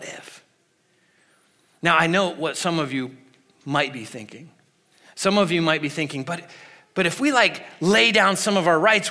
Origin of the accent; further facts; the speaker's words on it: United States; we as American Christians